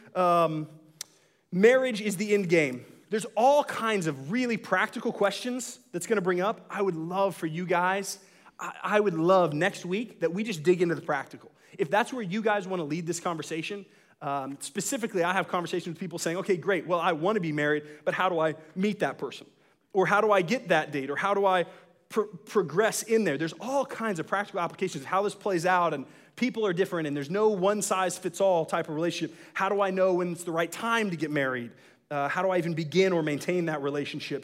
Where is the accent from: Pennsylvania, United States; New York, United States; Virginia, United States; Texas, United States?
Texas, United States; Dallas; I'm was originally from Dallas